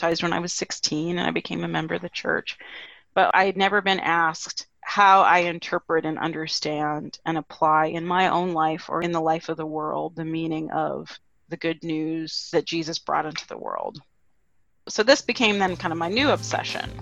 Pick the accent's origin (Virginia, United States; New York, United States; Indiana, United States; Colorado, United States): Indiana, United States; Goshen; I was born and raised in Goshen, Indiana.